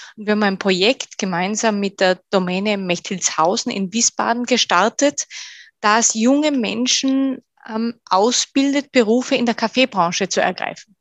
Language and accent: German; Bad Gastein, Salzburg, Austria; moved away as an adult; also born or lived in Sweden / France / Germany; Das ist mein, äh, mein Heimatort in Österreich, das ist Bad Gastein